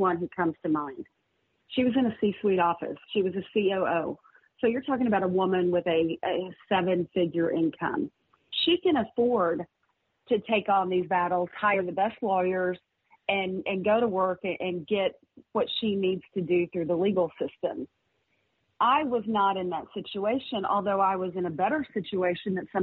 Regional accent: Fayetteville, Arkansas, United States; It was in my hometown.

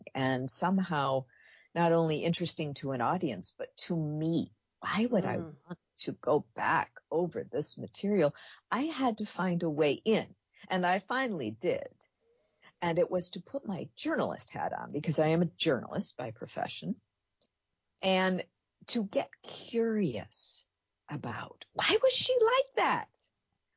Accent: Minneapolis, Minnesota, United States; I was raised in the Twin Cities

